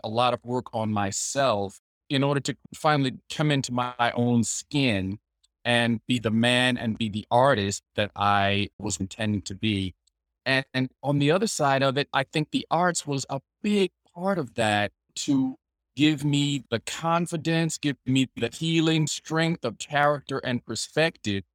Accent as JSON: {"language": "English", "region": "the South", "country": "United States", "tie": "born or raised there", "said": "being a man of color, growing up in the South"}